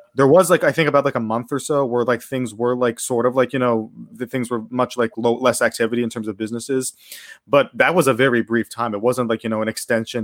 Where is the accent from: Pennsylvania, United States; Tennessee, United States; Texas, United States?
Pennsylvania, United States; Pittsburgh; moved away as an adult; now in Japan; I'm from Pittsburgh, Pennsylvania. I lived there my, my whole life before coming here about, uh, three years ago